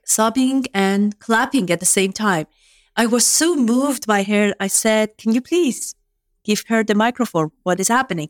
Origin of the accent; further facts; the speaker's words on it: Iran; first language Farsi; English is a second language; moved away as an adult; now in United States; I grew up in Iran